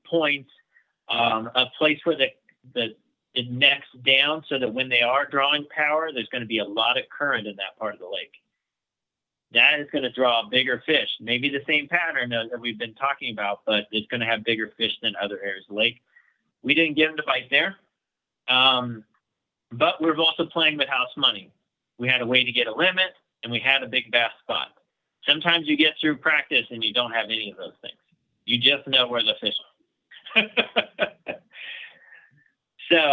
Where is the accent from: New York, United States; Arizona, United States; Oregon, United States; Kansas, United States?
Kansas, United States; we're from Kansas